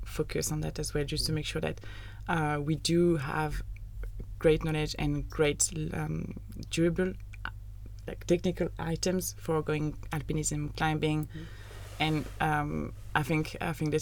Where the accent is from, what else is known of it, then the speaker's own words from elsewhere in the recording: Annecy, Auvergne-Rhône-Alpes, France; moved away as an adult; now in Netherlands; I come from Annecy, so an hour from Geneva, so literally in the mountains